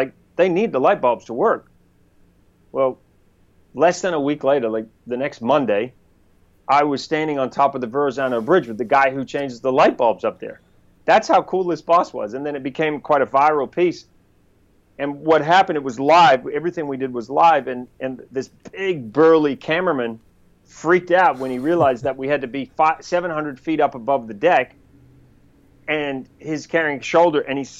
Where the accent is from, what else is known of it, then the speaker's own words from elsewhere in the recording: New Zealand; accent: New Zealand; now in United States; would we want to have a Kiwi guy on a show? So that was challenging because I had to kind of change my accent to get jobs.